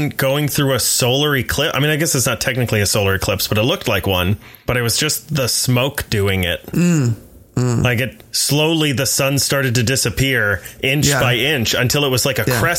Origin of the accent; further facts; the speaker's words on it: the South, United States; That's because I'm from the South